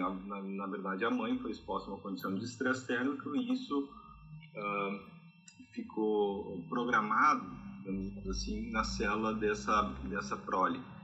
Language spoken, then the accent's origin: Portuguese; Rio Grande do Sul, Brazil; moved away as an adult; also born or lived in Rondônia; eu sou nascido e criado no Rio Grande do Sul